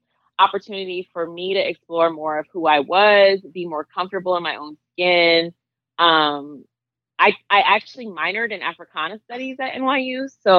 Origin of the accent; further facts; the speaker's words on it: Boston, Massachusetts, United States; also born or lived in Alabama, United States / Georgia, United States; I was born in Alabama. My mom and I moved to Boston when she was pursuing her PhD. When she and my stepdad married, we moved to Georgia. And eventually they moved back to Boston.